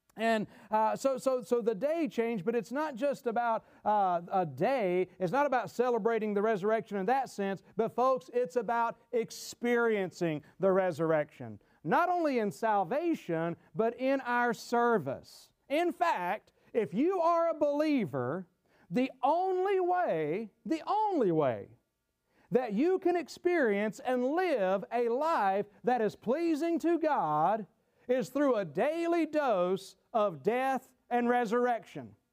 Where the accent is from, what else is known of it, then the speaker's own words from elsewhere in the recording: Gastonia, North Carolina, United States; my hometown, Gastonia, North Carolina